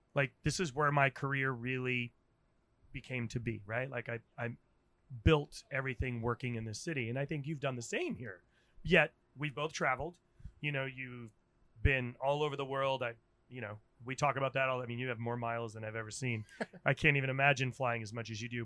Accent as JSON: {"language": "English", "region": "Rhode Island", "country": "United States", "tie": "born or raised there", "also_born_or_lived": "Washington, D.C.", "moved": "as an adult", "lives_now": "San Francisco, United States", "said": "I'm from Rhode Island"}